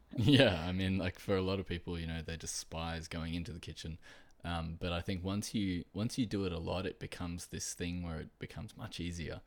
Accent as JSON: {"language": "English", "country": "Australia", "said": "I am from Australia"}